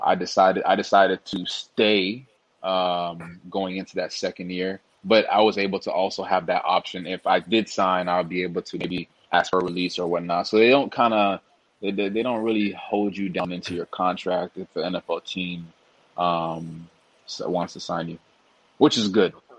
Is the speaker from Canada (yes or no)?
yes; Toronto, Ontario, Canada; moved away; I'm originally from Toronto, uh, Canada